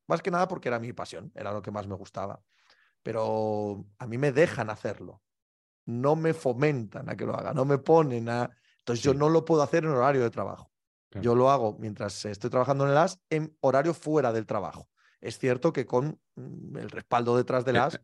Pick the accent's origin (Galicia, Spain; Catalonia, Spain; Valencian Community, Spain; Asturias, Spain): Asturias, Spain; Cangas del Narcea; born or raised there